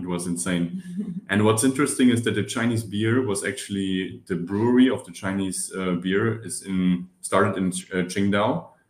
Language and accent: English; Germany; moved away as an adult; also born or lived in China / Paris; now in Barcelona, Spain; We are both from Germany and we met here in Barcelona in our studies.